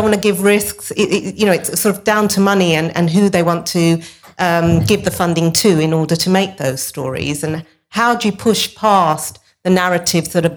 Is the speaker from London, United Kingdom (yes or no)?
yes; London, United Kingdom; I grew up in Newham